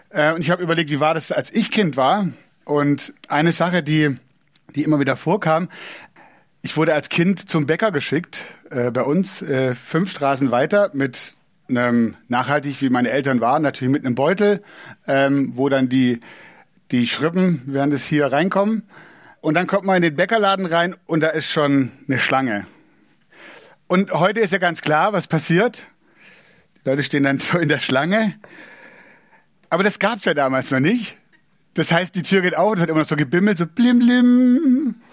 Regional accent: Southern Germany, Germany; ich bin in Süddeutschland aufgewachsen, wenn man in Süddeutschland wohnt, ist es nicht so weit nach Italien wie von Berlin.

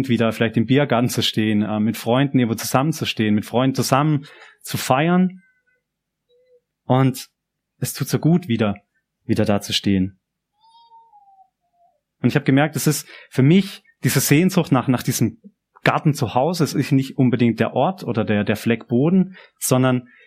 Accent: Germany; now in Japan; an dem man meine Sprache, mein Dialekt versteht und wo es zum Frühstück Quittengelee gibt. Das gibt's nicht immer in Japan.

